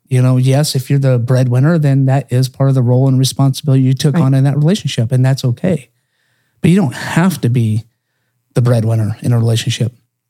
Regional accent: Oklahoma, United States; moved away; You know, I was born and raised in Oklahoma.

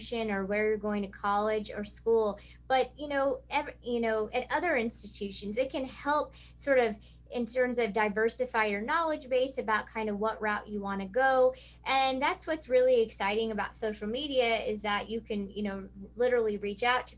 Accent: rural Missouri, United States; I grew up in rural Missouri

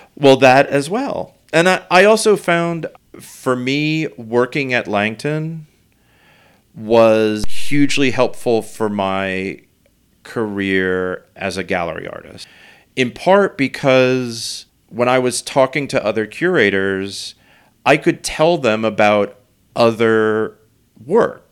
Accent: New York, United States; I grew up here in New York

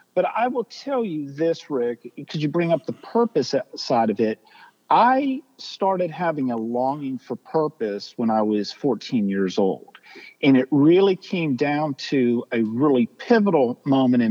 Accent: Pittsburgh, Pennsylvania, United States; moved away as an adult; also born or lived in Tulsa, Oklahoma / San Diego, California; now in Nashville, United States; I grew up in Pittsburgh, Pennsylvania

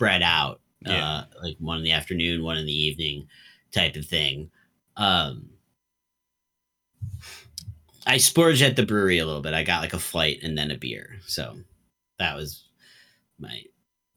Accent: United States; as an American

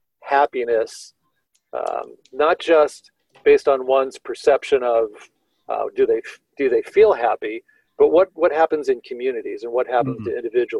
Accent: Tempe, Arizona, United States; I grew up in Tempe near Arizona State University

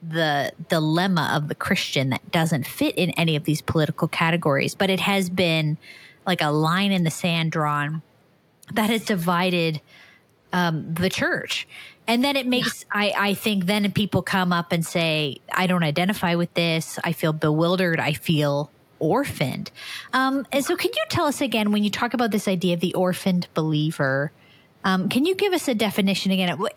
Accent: Canada; I'm a Canadian

